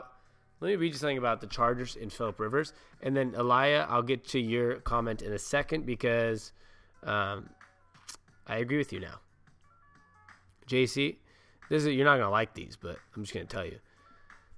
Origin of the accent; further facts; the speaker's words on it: Seattle, Washington, United States; I am from Seattle